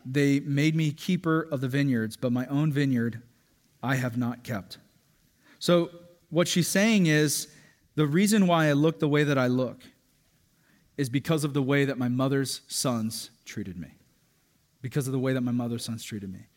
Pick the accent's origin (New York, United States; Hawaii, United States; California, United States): Hawaii, United States; a Hawaiian dude who can get pretty dark in the summer